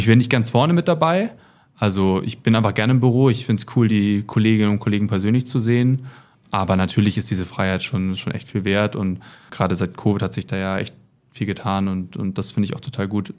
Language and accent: German; Germany; moved away as an adult; now in Munich, Germany; Ich komme eigentlich aus der Nähe von Hamburg und wohne jetzt seit ein paar Jahren in München.